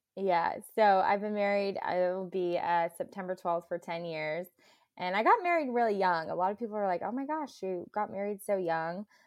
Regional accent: Clovis, California, United States; I'm from Central California, so Clovis

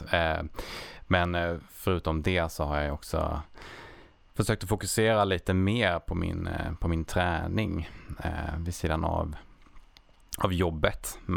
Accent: Lund, Skåne, Sweden; Eftersom jag är uppväxt eh, strax utanför Lund så var det mycket att man eh, rörde sig runt i, i skogarna och trakterna i närheten av, eh, av där man bodde

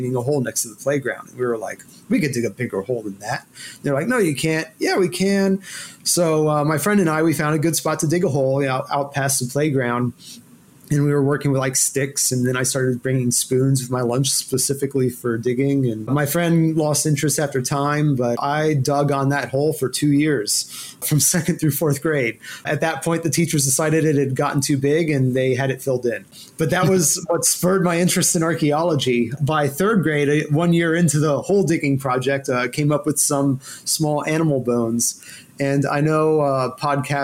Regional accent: Houston, Texas, United States; also born or lived in Louisville, Kentucky; they got transferred to Houston, where I grew up

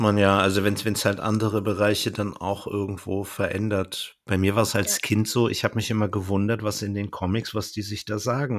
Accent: Berlin, Germany; für mich als Berliner

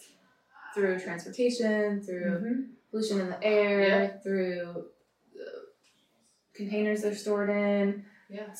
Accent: East Coast, United States; now in California, United States; growing up on the East Coast

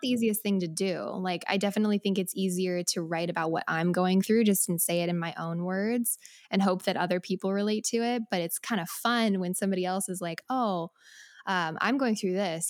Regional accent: Colorado, United States; moved away as an adult; also born or lived in Nashville; now in Los Angeles, United States; I am from Colorado

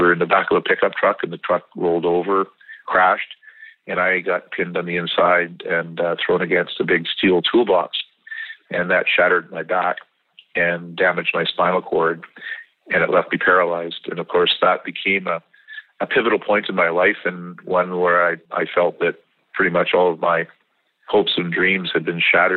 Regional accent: British Columbia, Canada; as a kid growing up in British Columbia

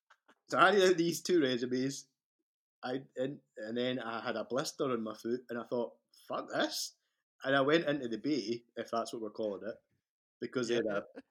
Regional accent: Scotland, United Kingdom; moved away as an adult; also born or lived in Victoria, Canada; I'm Scottish.

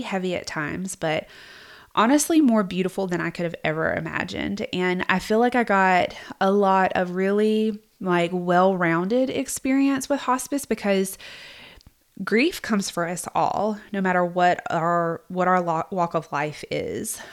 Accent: South Georgia, United States; I grew up in South Georgia, in case you can't tell

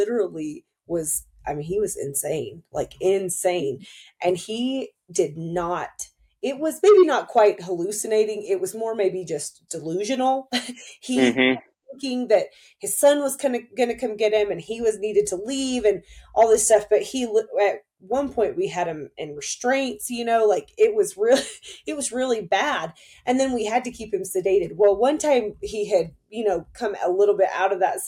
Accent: near Fort Benning, Georgia, United States; I grew up close to Fort Benning in Georgia

